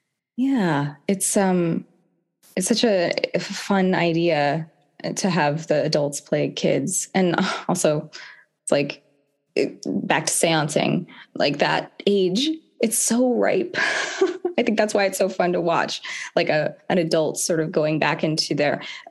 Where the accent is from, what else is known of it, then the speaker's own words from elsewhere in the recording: Carmel, California, United States; also born or lived in Florida; My mom, we moved from Florida, a farm in Florida, to Carmel because my mom got a job at the Naval Postgraduate School